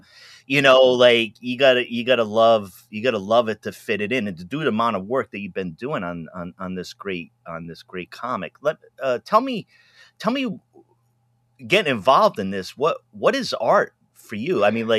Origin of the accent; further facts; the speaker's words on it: New England, United States; growing up in New England